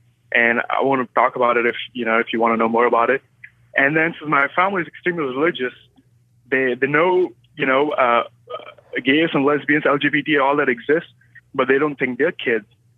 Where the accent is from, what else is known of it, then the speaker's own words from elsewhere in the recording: India; Moved from India. I mean, originally, I'm Indian.